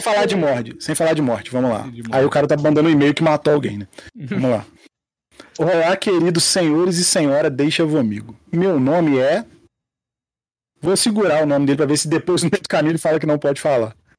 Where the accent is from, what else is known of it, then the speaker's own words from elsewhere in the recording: Rio de Janeiro, Brazil; Eu e Maurício, como bons cariocas